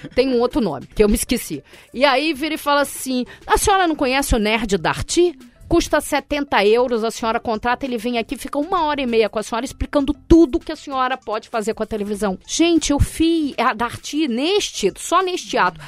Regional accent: Brazil; eu sou do Brasil.

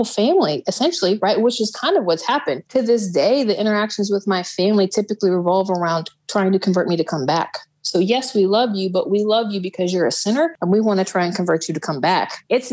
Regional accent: Midwest, United States; moved away as an adult; also born or lived in Texas; I was raised up in the Midwest, and I left when I turned 18

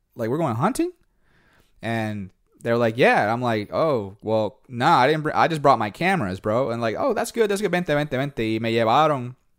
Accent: Puerto Rico; also born or lived in New York; now in Louisiana, United States; I was born in New York, but I grew up in Puerto Rico.

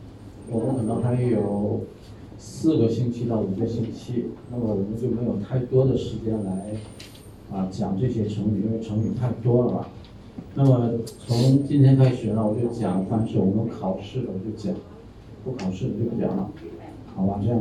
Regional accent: Thailand; 我们泰国人也吃那个，掰开以后怎么样？有没有丝啊？

